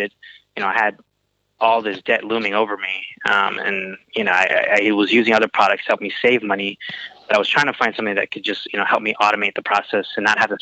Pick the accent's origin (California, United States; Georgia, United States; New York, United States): Georgia, United States; Atlanta; also born or lived in Houston, Texas; I was born in Houston, Texas, in 1993, and then moved to Atlanta when I was 5 or 4 years old. So pretty much an Atlanta native